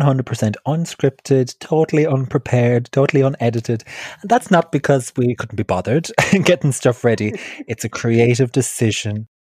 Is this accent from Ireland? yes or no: yes; County Clare, Munster, Ireland; now in London, United Kingdom; I am a comedian, a writer, cabaret performer, originally from Ireland. I'm from County Clare, and now I'm living in London.